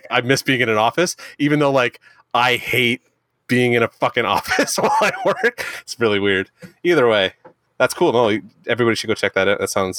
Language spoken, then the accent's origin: English; Canada; as a Canadian who lives 20 minutes from the border